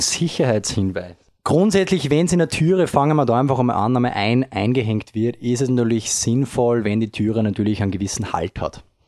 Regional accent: Upper Austria, Austria; ich als Oberösterreicher, äh, geboren dort

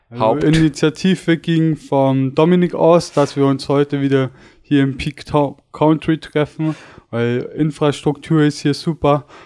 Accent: Bavaria, Germany; ich komme aus der Nähe von München, aus einem kleinen Ort am Starnberger See

